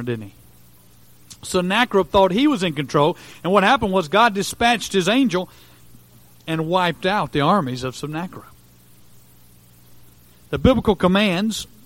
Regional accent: United States; as an American

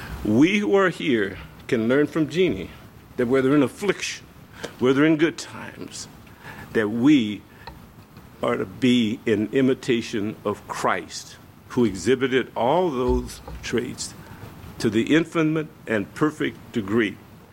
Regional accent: the South, United States; I said, you know, I'm from the South. I'm going to bring you some tapes from, you know, maybe Black Baptist churches.

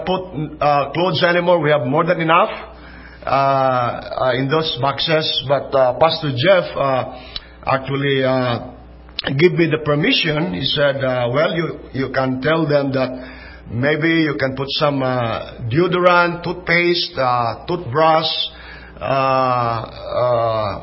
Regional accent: Philippines; we are from the Philippines. So we are not Philippi, from Philippi, or we are not Philippians. We are Filipinos from the Philippines

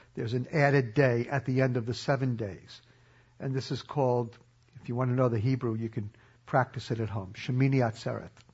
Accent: New York City, New York, United States; I grew up in New York City

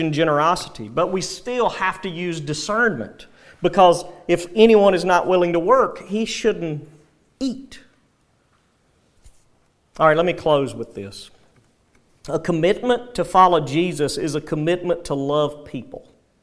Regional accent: United States; especially as Americans, and sadly even as American believers

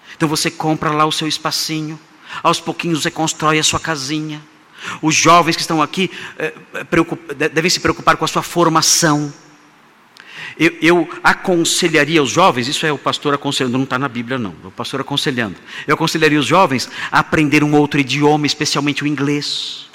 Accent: Brazil; Nós somos brasileiros

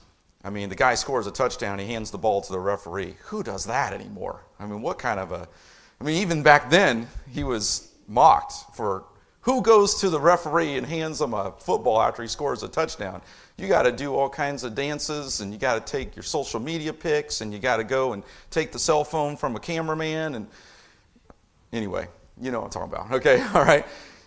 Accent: Indianapolis, Indiana, United States; It was my first time in New York City. I'm from Indianapolis.

